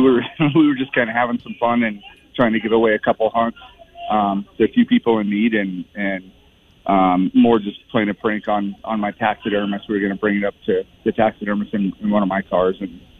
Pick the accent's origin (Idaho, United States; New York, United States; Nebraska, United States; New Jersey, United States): Idaho, United States; Post Falls; Idaho, Post Falls.